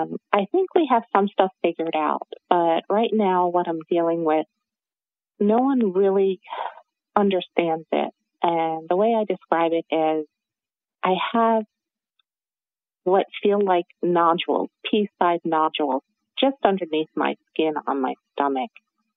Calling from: New Jersey, United States; I'm coming from New Jersey.

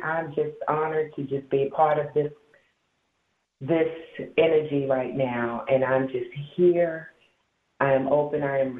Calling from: Baltimore, Maryland, United States; I'm actually calling from Baltimore, Maryland.

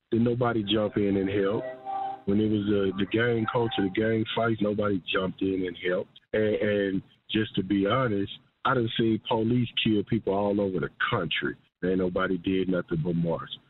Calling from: Birmingham, Alabama, United States; Hey, I'm calling from Birmingham, Alabama.

